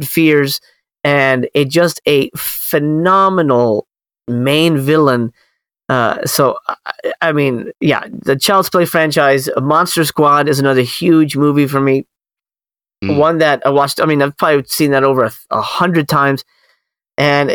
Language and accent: English; Miami, Florida, United States; I grew up in Miami, you know, again, in a predominantly Spanish household